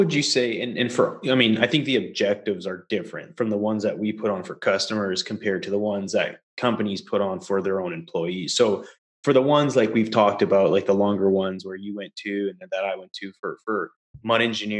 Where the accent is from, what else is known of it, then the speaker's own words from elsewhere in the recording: Canada; now in United States; You know, back in the day when I came from Canada down to the US